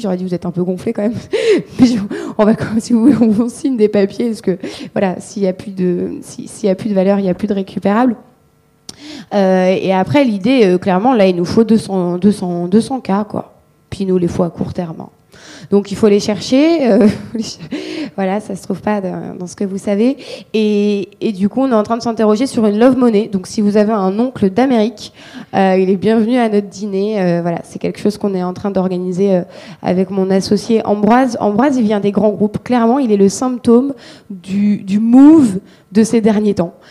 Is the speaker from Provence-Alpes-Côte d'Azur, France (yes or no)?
yes; Marseille, Provence-Alpes-Côte d'Azur, France; je suis marseillaise